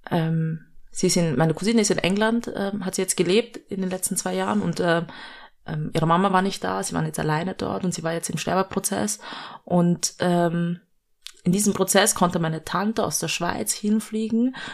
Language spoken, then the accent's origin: German; Vienna, Austria; Ich bin eigentlich Städterin, ich bin in Wien geboren und aufgewachsen.